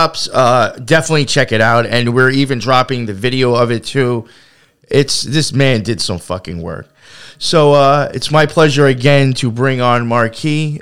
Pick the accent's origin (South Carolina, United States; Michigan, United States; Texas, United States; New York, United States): New York, United States; Long Island; now in New York City, United States; I grew up out in Long Island, and like, I remember as a kid, like, my life was very actually much surrounded by nature.